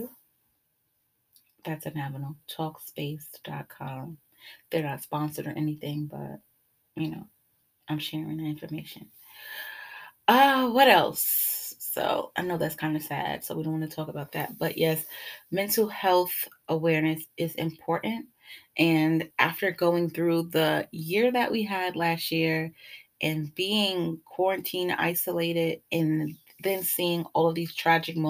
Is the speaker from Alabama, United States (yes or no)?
no; New York City, New York, United States; growing up in Brooklyn